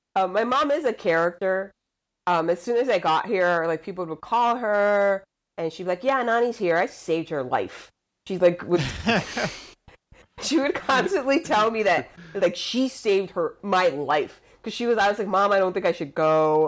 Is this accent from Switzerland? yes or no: no; Luquillo, Puerto Rico; moved away as an adult; I was born and raised in Puerto Rico, I, went to school on a military base. So my whole schooling was in English